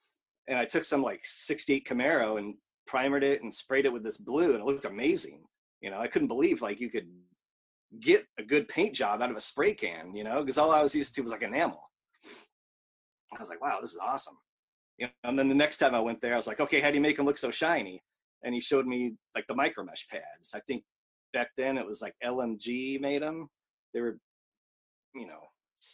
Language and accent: English; Whittier, California, United States; moved away as an adult; also born or lived in Seattle, Washington / Louisville, Kentucky; now in Osaka, Japan; born in Los Angeles in Whittier, but left there when I was, like, 20